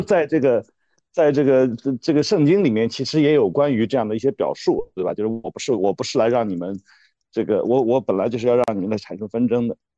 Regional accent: China; 我们中国人因为本身是，实际上是，是不要谈什么信仰的

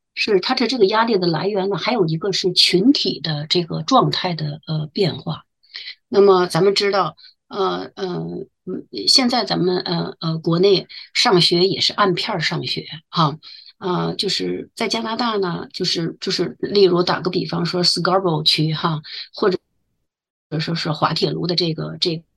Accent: China; now in Waterloo, Canada; 我们中国人

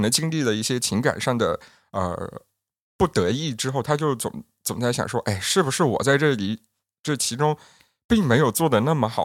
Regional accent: Yunnan, China; 我们云南人

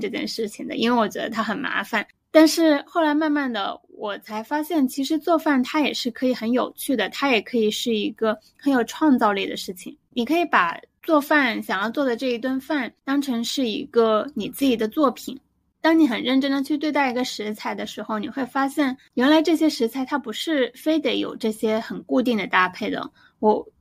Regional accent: Guangdong, China; 作为一个广东人，我的饮食一直都比较清淡

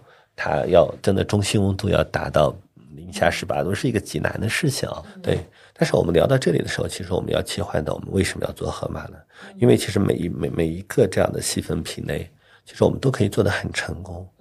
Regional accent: Northwest China, China; 我们西北人一定要加醋的，

